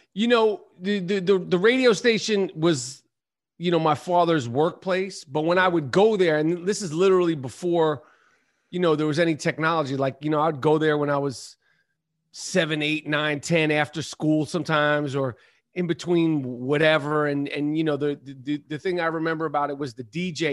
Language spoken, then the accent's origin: English; New York City, New York, United States; Upper East Side of Manhattan. Yup. And, you know, uh, Upper East Side, you know, grew up playing ball in the seventies and the eighties